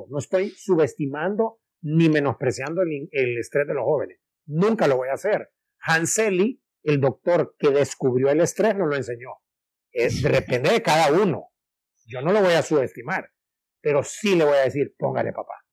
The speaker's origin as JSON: {"language": "Spanish", "town": "Trinidad", "region": "Santa Bárbara", "country": "Honduras", "said": "que yo soy de Orica, que soy de Trinidad Santa Bárbara"}